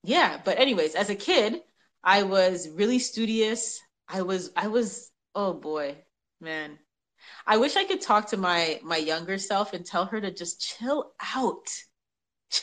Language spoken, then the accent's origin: English; Toronto, Ontario, Canada; born there; Oh, gosh. Well, I was born in Toronto. I was born in Toronto. We moved around a lot.